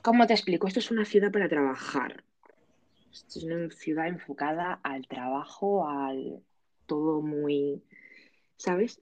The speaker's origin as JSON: {"language": "Spanish", "region": "Aragon", "country": "Spain", "said": "que soy de Aragón"}